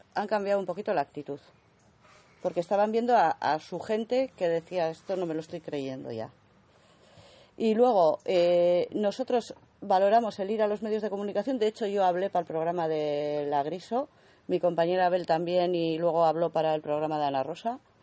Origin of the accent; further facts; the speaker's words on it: Altsasu, Navarre, Spain; los chiquitos de mi pueblo